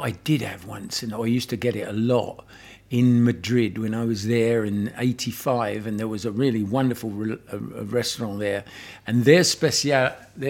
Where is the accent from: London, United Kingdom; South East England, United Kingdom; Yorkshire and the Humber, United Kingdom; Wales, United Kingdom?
London, United Kingdom; I'm from London